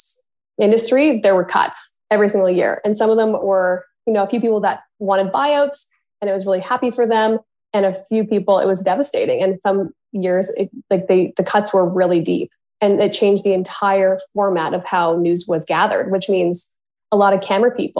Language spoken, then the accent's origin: English; Victoria, British Columbia, Canada; moved away as an adult; also born or lived in Campbell River, British Columbia / Prince George, British Columbia / Winnipeg, Manitoba / Toronto, Ontario; my hometown of Victoria